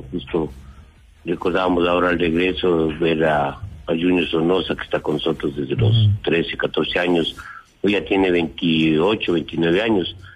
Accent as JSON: {"language": "Spanish", "country": "Ecuador", "said": "vamos a tener una sociedad mucho más sana y más competitiva como ecuatorianos."}